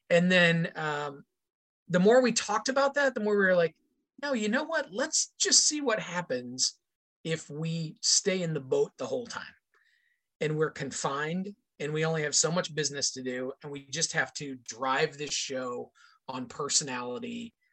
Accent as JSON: {"language": "English", "region": "Indiana", "country": "United States", "tie": "born or raised there", "lives_now": "Chicago, United States", "said": "My hometown in Indiana is, um, if you drew a line between Chicago, where I am now, and Cincinnati, my hometown would fall pretty much in the middle of that line."}